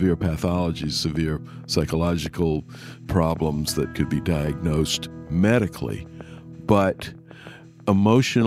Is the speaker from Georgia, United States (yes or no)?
yes; Savannah, Georgia, United States; moved away as an adult; also born or lived in Richmond / Tallahassee, Florida; now in Washington, United States; my hometown of Savannah, Georgia